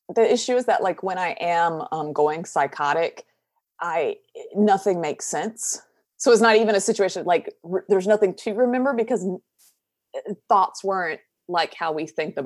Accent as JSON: {"language": "English", "region": "southern United States", "country": "United States", "accent": "Southern, country", "said": "I'm from the southern United States, so we have a very thick accent that I work very hard to calm down"}